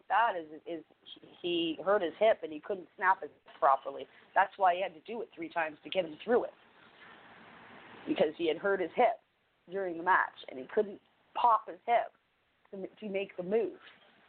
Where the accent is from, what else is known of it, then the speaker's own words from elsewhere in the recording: Canada; I'm a Canadian after all.